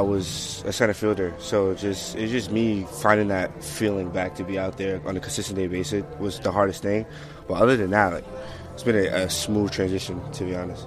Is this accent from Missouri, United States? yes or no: no; New York City, New York, United States; Canarsie, Brooklyn